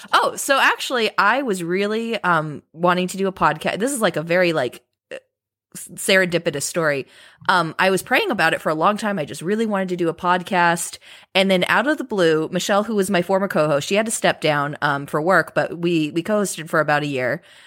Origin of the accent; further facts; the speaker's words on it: Southern California, United States; grew up in Southern California. I live very, I've always lived very close to Disneyland